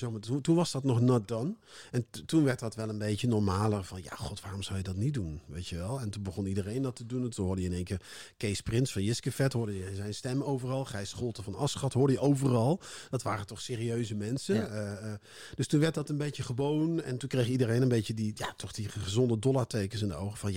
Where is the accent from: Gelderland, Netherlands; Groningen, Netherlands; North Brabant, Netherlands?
North Brabant, Netherlands; in Brabant, waar ik vandaan kom